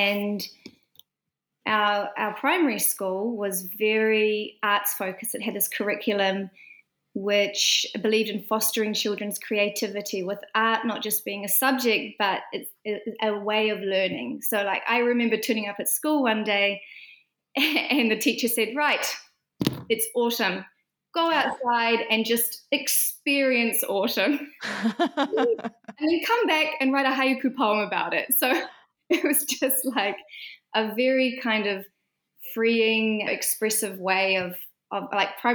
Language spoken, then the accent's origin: English; Fern Flat, Northland, New Zealand; now in Auckland, New Zealand; I grew up in a small rural community in the far north called Fern Flat